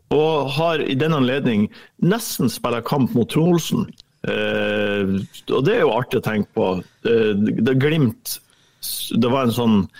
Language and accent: Norwegian; Ørnes, Nordland, Norway; et kompani som kommer fra Ørnes, der jeg er fra